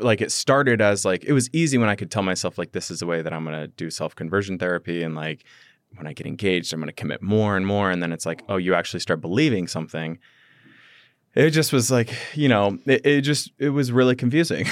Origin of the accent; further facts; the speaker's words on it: Midwest, United States; growing up in the Midwest